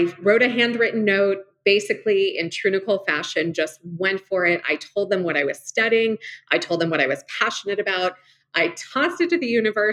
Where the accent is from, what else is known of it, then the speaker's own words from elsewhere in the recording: Los Angeles, California, United States; now in Arizona, United States; I grew up in Los Angeles